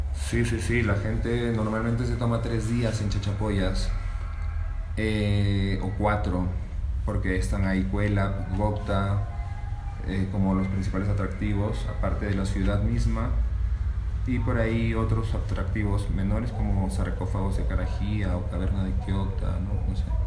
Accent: Cajamarca, Peru; also born or lived in Piura; tengo 32 años y soy de Cajamarca, Perú

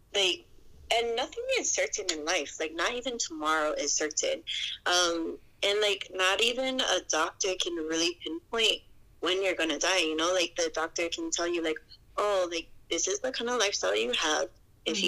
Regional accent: Hawaii, United States; also born or lived in Colorado; I was born in Colorado, and then I was raised in Hawaii ever since I was like four

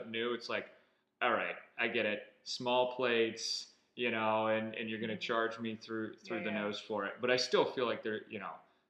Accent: Northeast, United States; moved away as an adult; also born or lived in Lancaster, Pennsylvania; now in Charleston, United States; growing up in the Northeast

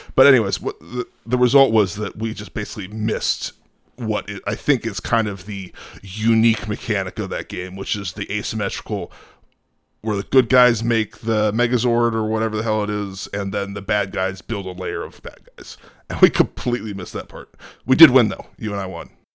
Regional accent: outside Chicago, Illinois, United States; moved away; also born or lived in Talladega, Alabama; I grew up outside Chicago

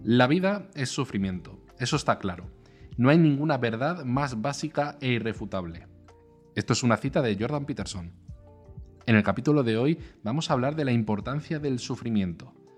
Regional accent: Spain; Aquí en España

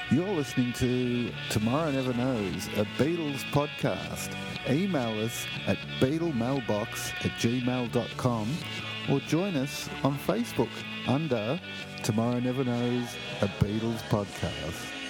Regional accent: Sydney, New South Wales, Australia; I grew up in Sydney, Australia

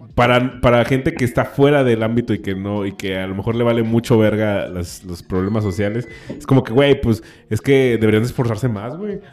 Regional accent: Mexico; siendo mexicano

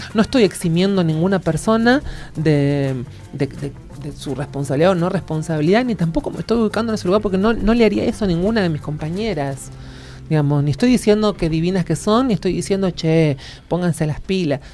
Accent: Argentina; mi orgullo como argentina

